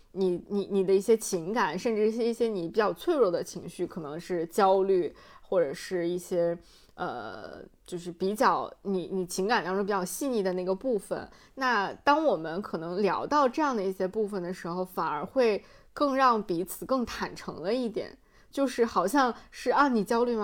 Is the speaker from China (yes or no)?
yes; North China Plain, China; moved away; 我的家乡华北平原